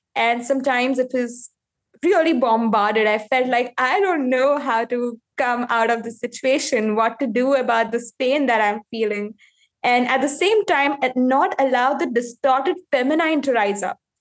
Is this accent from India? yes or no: yes; India; I am from India